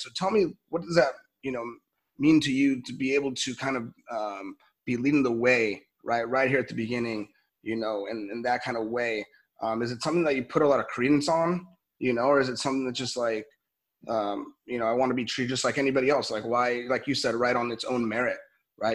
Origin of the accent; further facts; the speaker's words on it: Los Angeles, California, United States; I'm from, I'm from LA, I'm from Cali